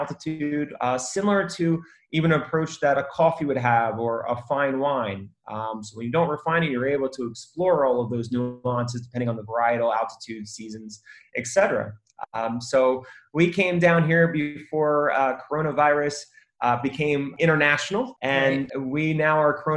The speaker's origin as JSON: {"language": "English", "town": "Philadelphia", "region": "Pennsylvania", "country": "United States", "also_born_or_lived": "Colombia", "moved": "as an adult", "said": "I'm originally from Philadelphia"}